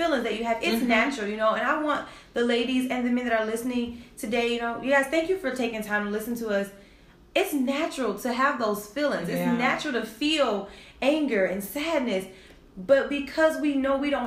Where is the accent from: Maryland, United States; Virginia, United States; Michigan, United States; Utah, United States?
Michigan, United States; Detroit; That was the culture growing up in Detroit at that time.